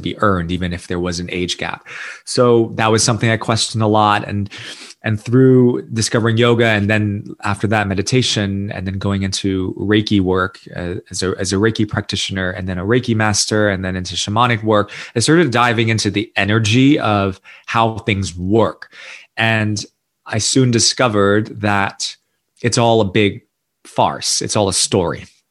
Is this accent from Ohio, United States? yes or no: no; New York City, New York, United States; accent: American; moved away as an adult; also born or lived in Singapore / India; I was born and raised in New York City to an immigrant family